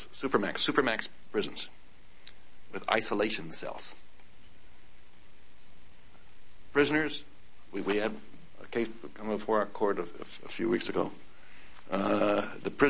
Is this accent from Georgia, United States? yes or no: no; California, United States; California, my home state